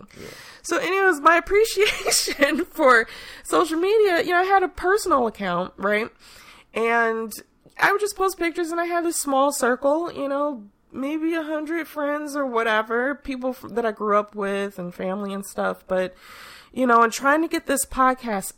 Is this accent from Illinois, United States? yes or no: yes; Chicago, Illinois, United States; I remember growing up in Chicago